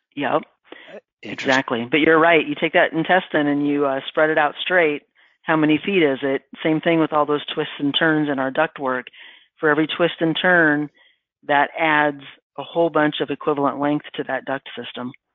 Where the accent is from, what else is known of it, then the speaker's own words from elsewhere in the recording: Midwest, United States; I'm from the Midwest